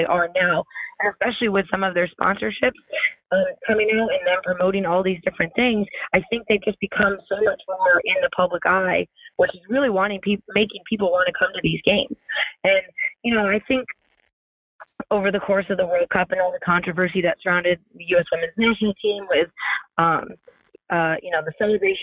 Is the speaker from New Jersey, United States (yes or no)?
no; Maryland, United States; I'm from Maryland and I literally live like 10 or 15 minutes from there when I was a kid.